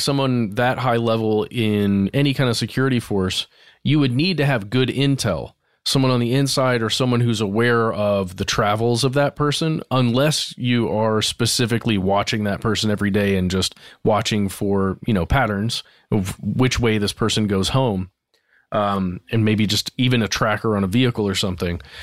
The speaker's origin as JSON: {"language": "English", "country": "United States", "said": "as I am an American"}